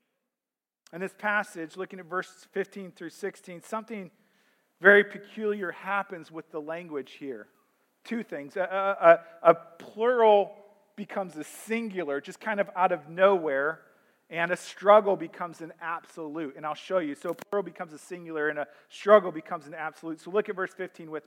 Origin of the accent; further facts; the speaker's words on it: St. Louis, Missouri, United States; I grew up in St. Louis, and for much of my childhood, we only had two professional teams in St. Louis.